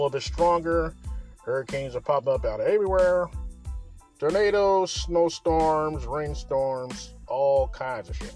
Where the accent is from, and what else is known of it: Kansas City, Missouri, United States; born or raised there